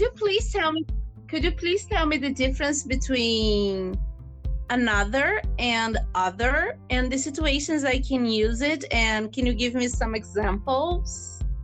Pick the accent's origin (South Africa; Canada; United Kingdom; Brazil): Brazil; Rio de Janeiro; English is a second language; I'm from Rio de Janeiro